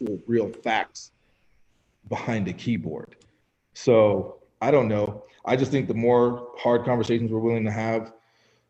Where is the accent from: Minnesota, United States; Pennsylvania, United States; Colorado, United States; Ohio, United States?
Colorado, United States; Fort Collins; I grew up in Fort Collins, Colorado